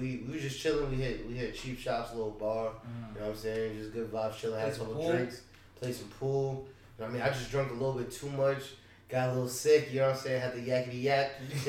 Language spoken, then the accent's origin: English; New York, United States; just being a New Yorker